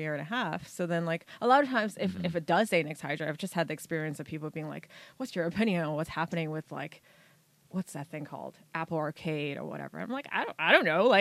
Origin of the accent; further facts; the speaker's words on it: South Africa; now in Los Angeles, United States; I grew up in South Africa.